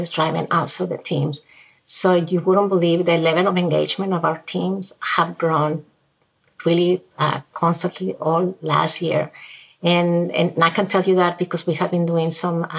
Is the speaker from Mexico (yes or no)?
yes; Mexico; moved away as an adult; now in United States; I'm from Mexico originally